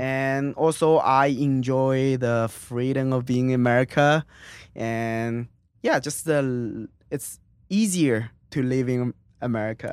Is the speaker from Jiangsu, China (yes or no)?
yes; Suzhou, Jiangsu, China; English is a second language; moved away as an adult; now in United States; it's the city called Suzhou.